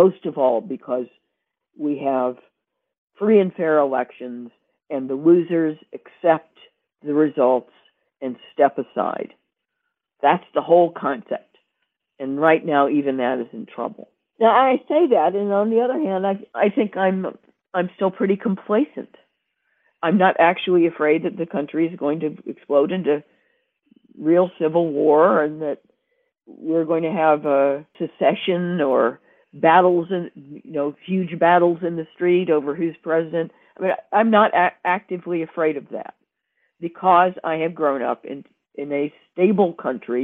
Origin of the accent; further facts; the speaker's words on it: United States; moved away as an adult; I didn't choose to be born there